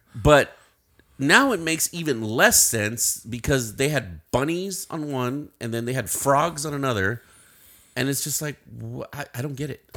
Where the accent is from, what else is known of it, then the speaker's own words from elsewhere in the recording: Uvalde, Texas, United States; my hometown